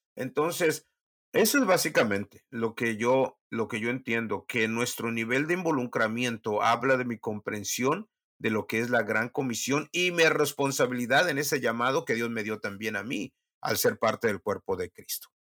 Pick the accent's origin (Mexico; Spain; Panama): Mexico; moved away as an adult; also born or lived in Huasteca / Mexico City / North Africa; now in South Texas, United States